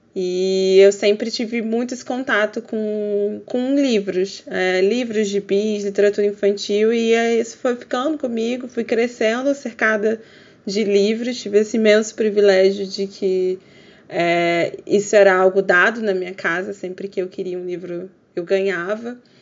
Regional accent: Rio de Janeiro, Brazil; eu sou do Rio de Janeiro

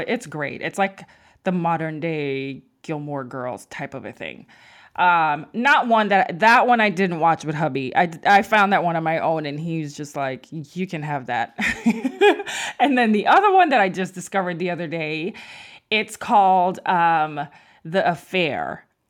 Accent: Mandeville, Manchester, Jamaica; I'm from Mandible, Manchester in Jamaica

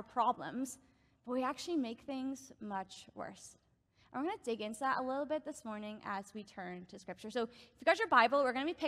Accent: Northern Ireland, United Kingdom; moved away as an adult; now in Canada; I grew up in Northern Ireland, and I've been living in Canada now for, it'll actually be 5 years in August

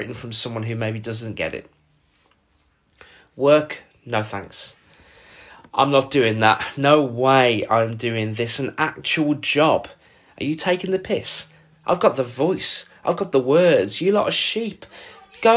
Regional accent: Wolverhampton, West Midlands, United Kingdom; moved away as an adult; now in Dublin, Ireland; I live in Dublin. I'm from Wolverhampton, which is just north of Birmingham. I've been in Dublin for 6 years

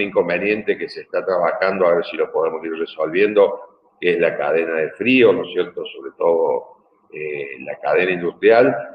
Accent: Argentina

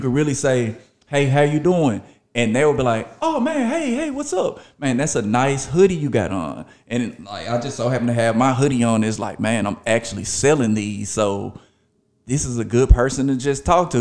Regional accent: Memphis, Tennessee, United States; also born or lived in Arkansas; I went to elementary school, middle school, high school in Memphis, Tennessee. A lot of people know I am from Memphis, Tennessee

